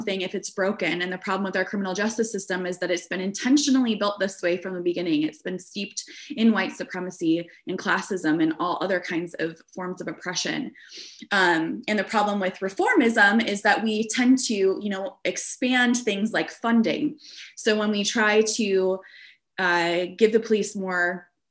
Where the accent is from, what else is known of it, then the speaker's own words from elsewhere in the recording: a suburb of Des Moines, Iowa, United States; now in Chicago, United States; I grew up in Iowa in a suburb of Des Moines, a very white suburb